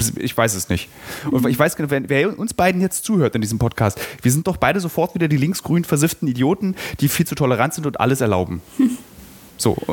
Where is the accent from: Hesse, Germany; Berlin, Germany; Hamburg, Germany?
Berlin, Germany; als Berliner